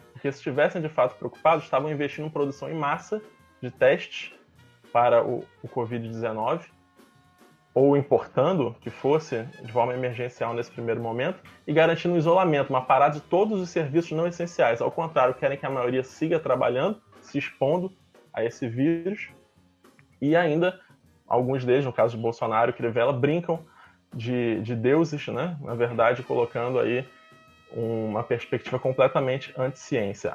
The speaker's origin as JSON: {"language": "Portuguese", "region": "Rio de Janeiro", "country": "Brazil", "tie": "born or raised there", "said": "um bairro aqui no Rio de Janeiro, bairro de Campo Grande, no subúrbio, perto de onde eu fui criado e passei parte da minha adolescência"}